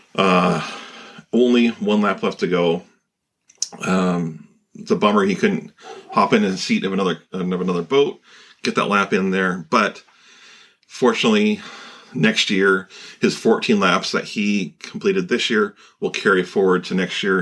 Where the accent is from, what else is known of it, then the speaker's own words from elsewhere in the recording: Pacific Northwest, United States; growing up in the Pacific Northwest